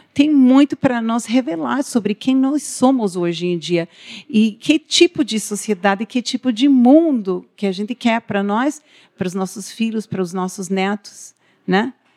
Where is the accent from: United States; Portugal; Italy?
United States; Portuguese is a second language; now in Paraná, Brazil; eu sou estrangeira, eu sou nascida nos Estados Unidos, né? O sotaque se deve a isso também